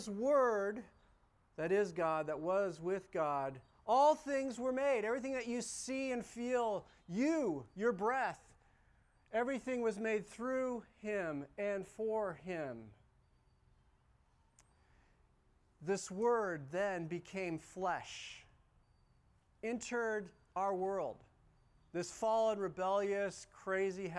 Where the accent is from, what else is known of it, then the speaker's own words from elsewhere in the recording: Las Vegas, Nevada, United States; I grew up in Vegas.